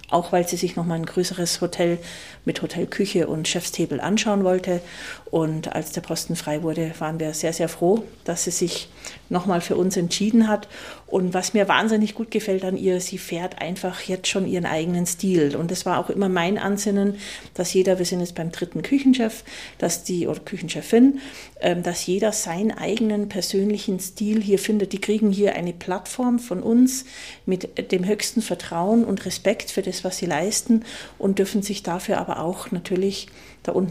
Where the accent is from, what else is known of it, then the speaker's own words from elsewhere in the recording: Rhineland, Germany; Also wir kommen ja aus dem Rheinland.